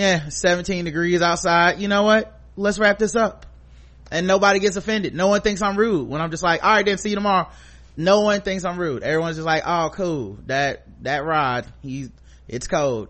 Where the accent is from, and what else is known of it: United States